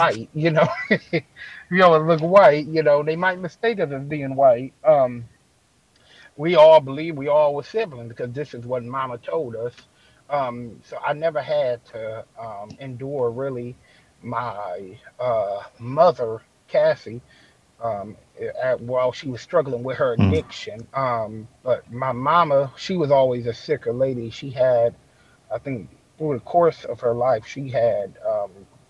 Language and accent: English; Detroit, Michigan, United States; I was born over in Detroit, Michigan.